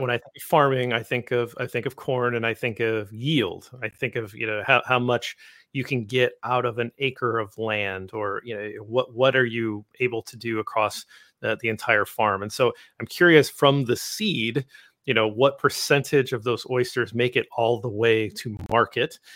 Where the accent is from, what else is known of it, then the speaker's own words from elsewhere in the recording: Midwest, United States; I'm from the Midwest